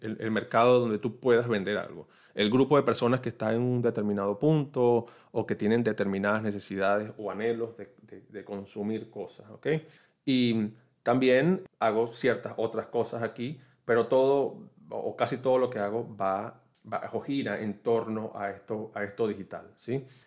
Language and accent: Spanish; Venezuela; moved away as an adult; now in Orlando, United States; soy de Venezuela, vivo aquí en los Estados Unidos, específicamente en la ciudad de Orlando.